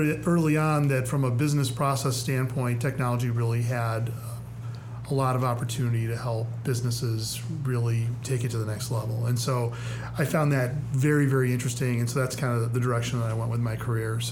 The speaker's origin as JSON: {"language": "English", "town": "Chicago", "region": "Illinois", "country": "United States", "tie": "born or raised there", "also_born_or_lived": "St. Charles, Illinois", "moved": "as an adult", "lives_now": "Springfield, United States", "said": "I've been a Midwesterner my whole life, so I grew up in the Chicagoland suburbs"}